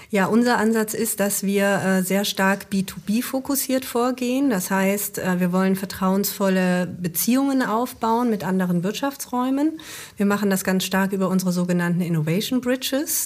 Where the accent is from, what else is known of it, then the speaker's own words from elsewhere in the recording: Ruhr area, North Rhine-Westphalia, Germany; bei uns im Ruhrgebiet